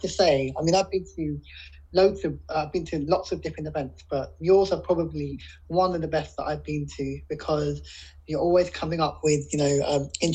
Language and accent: English; London, United Kingdom; I'm 44 from London.